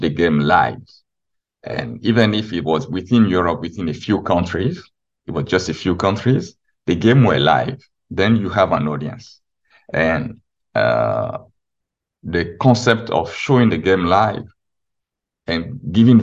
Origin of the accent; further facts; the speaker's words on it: Benin; I remember growing up in Benin